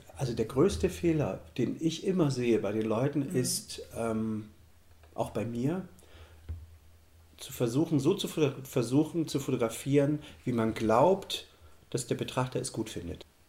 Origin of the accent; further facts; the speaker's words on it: Germany; moved away as an adult; Ich bin ja in der DDR groß geworden